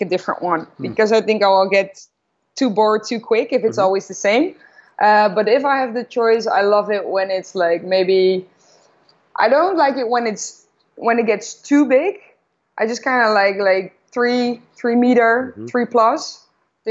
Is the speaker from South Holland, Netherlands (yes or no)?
yes; Noordwijk, South Holland, Netherlands; I grew up in Noordwijk, which is a small coastal village, about 30 minutes south of Amsterdam.